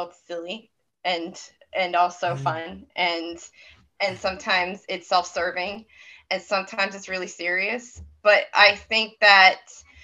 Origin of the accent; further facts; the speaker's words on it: Maine, United States; I'm from Maine.